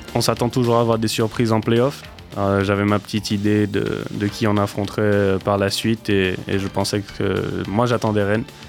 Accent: Martinique; also born or lived in Utah, United States; now in Poitiers, France; je suis né et j'ai grandi en Martinique

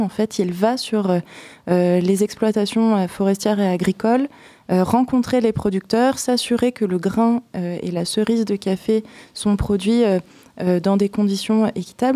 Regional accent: Seine-et-Marne, Île-de-France, France; moved away as an adult; now in Poitiers, France; J'ai grandi en Seine-et-Marne, mes parents sont charentais

